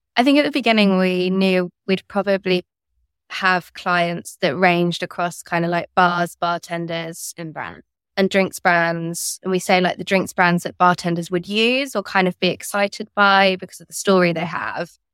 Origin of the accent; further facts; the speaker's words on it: near Cambridge, East of England, United Kingdom; moved away as an adult; also born or lived in London; I grew up near Cambridge